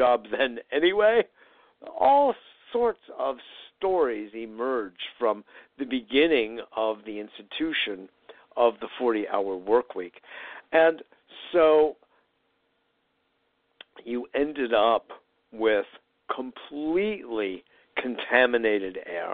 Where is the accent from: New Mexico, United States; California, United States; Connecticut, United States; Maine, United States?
Connecticut, United States; also born or lived in New York City / Chicago area; I was growing up in Connecticut, even though I was originally born and early years raised in New York. But my main growing up was, after a brief spell in the Chicago area, in Connecticut